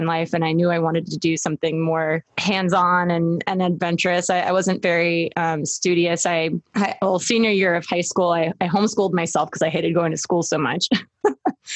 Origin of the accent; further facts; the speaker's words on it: Atlanta, Georgia, United States; moved away as an adult; also born or lived in Maryland / Long Beach, California; now in California, United States; I was born in Maryland and raised in Atlanta, Georgia